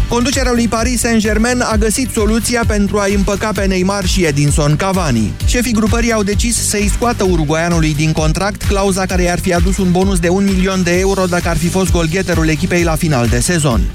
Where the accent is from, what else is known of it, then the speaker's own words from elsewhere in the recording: Drobeta-Turnu Severin, Mehedinți County, Romania; eu sunt de la Severin